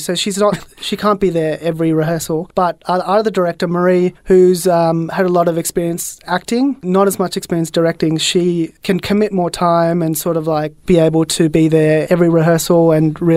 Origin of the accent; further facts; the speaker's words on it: Australia; I grew up here and, you know, I've just been, I think I'm culturally feel very Australian